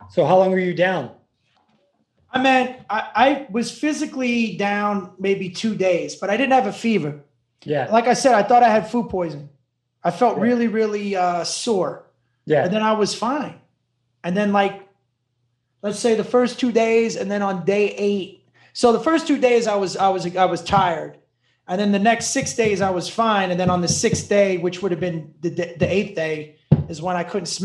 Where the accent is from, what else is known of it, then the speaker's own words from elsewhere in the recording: Owensboro, Kentucky, United States; also born or lived in Panama City Beach, Florida; now in California, United States; Owensboro, Kentucky. That's what it is. Kentucky.